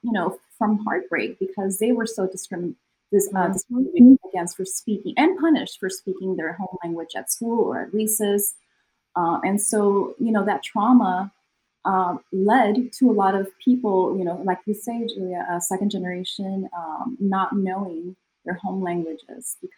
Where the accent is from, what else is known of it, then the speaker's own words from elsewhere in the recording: California, United States; also born or lived in Mexico; I was born in Mexico and I moved to California when I was a little girl